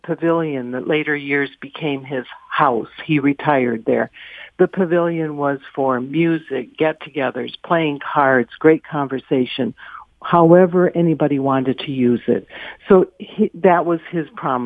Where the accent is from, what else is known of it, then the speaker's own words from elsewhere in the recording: Lansing, Michigan, United States; moved away as an adult; now in Livingston County, United States; I grew up in Lansing